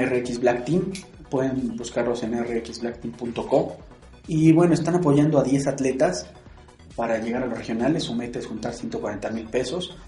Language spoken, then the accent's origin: Spanish; Mexico; para nosotros como mexicanos